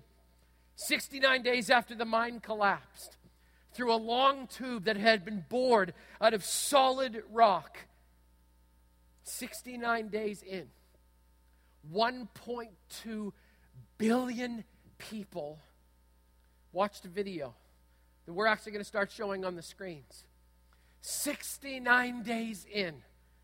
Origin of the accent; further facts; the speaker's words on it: Manitoba, Canada; When I was a kid growing up in Manitoba